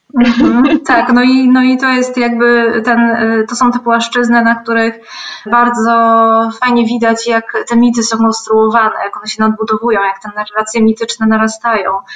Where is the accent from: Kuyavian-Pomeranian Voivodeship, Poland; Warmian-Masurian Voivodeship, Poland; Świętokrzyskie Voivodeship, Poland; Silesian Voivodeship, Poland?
Kuyavian-Pomeranian Voivodeship, Poland; Gąsawa; moved away as an adult; also born or lived in Kraków; Jestem bardzo związana z miejscem, z którym pochodzę, zresztą z Pałucką Gąsawą w powiecie żnińskim